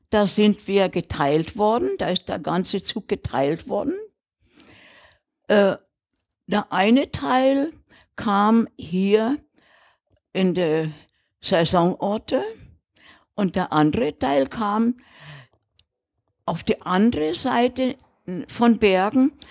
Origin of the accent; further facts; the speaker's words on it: Czechia; now in Rügen, Germany; wir sind ja aus dem De Sudetenland damals, 1946 sind wir ja vertrieben worden. Und äh, kamen ja dann 14 Tage später hier auf die Insel Riegen.